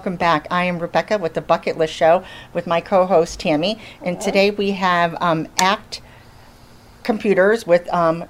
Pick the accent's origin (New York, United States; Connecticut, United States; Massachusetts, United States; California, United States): Connecticut, United States; moved away; I'm from Connecticut